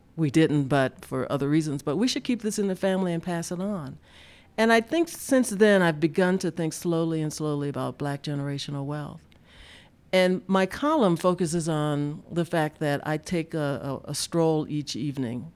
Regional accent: Deep South, United States; I grew up in the Deep South and lived through the civil rights era of the sixties

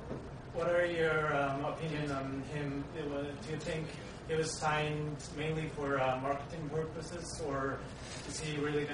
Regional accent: Mongolia; moved away; also born or lived in Japan; I'm originally from Mongolia, but I lived in Japan for a long time

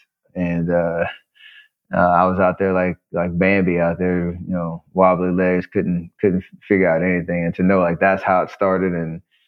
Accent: Charlotte, North Carolina, United States; growing up in Charlotte

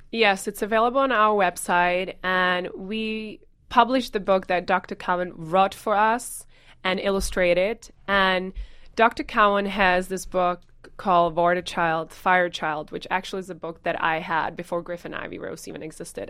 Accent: Czechia; moved away as an adult; growing up in the Czech Republic and spending a lot of times on the weekends with my grandparents

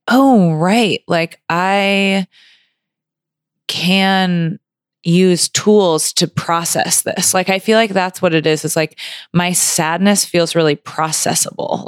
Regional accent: Grand Rapids, Michigan, United States; moved away as an adult; also born or lived in Ann Arbor, Michigan / California; I grew up in Grand Rapids

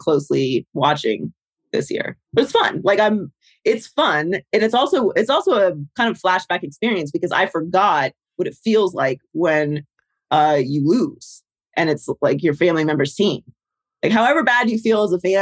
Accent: Pittsburgh, Pennsylvania, United States; moved away; I grew up in Pittsburgh

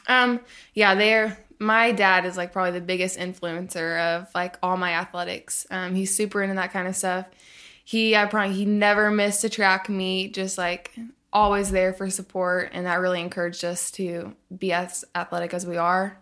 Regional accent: Tulsa, Oklahoma, United States; also born or lived in Arkansas; I grew up in Arkansas, and then I lived in Tulsa, Oklahoma for a lot of growing up.

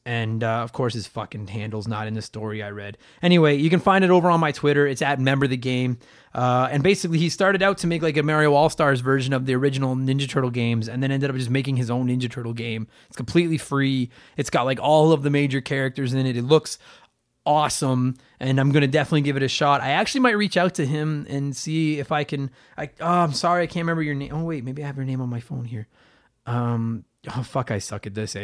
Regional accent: Edmonton, Alberta, Canada; my hometown

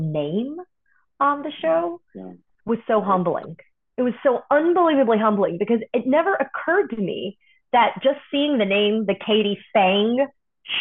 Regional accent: Miami, Florida, United States; also born or lived in New York / Tuscaloosa, Alabama; grew up in Tuscaloosa, Alabama, and then Miami, Florida

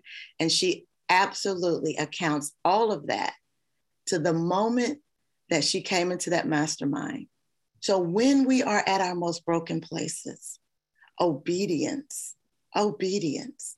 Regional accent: Kentucky, United States; I'm from Kentucky. My family is safe

